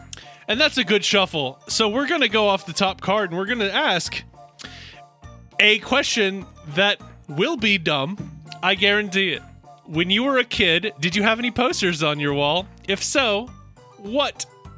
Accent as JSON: {"language": "English", "town": "Blacksburg", "region": "Virginia", "country": "United States", "tie": "born or raised there", "said": "And I was growing up in Blacksburg, Virginia, as I mentioned quite a many times before."}